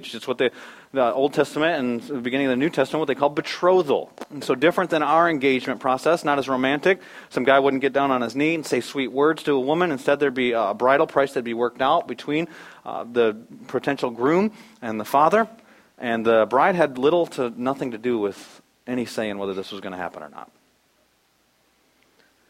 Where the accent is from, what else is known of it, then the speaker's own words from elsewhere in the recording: Flint, Michigan, United States; moved away; My hometown is Flint, Michigan